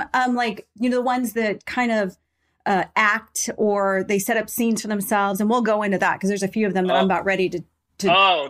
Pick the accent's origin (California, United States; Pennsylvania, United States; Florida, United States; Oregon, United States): California, United States; Glendora; I swear, I grew up in Glendora. So we would go to Pasadena as kind of our stomping grounds.